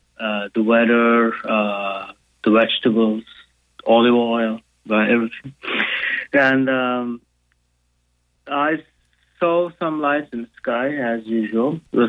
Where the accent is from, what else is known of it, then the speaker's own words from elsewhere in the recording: Turkey; English is a second language; now in United States; As you can guess from my accent, I'm not American. I'm from Turkey, but I live in the United States.